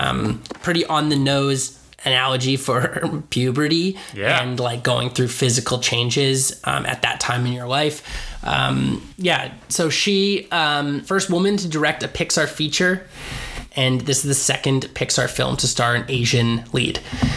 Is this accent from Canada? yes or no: yes; Canada; I also just have an attachment to Canada. As Canadian guys